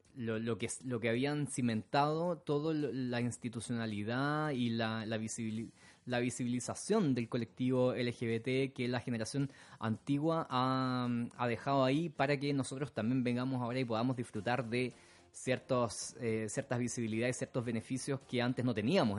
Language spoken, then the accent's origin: Spanish; Santiago, Santiago Metropolitan Region, Chile; now in London, United Kingdom; mi ciudad natal, de Santiago, en Chile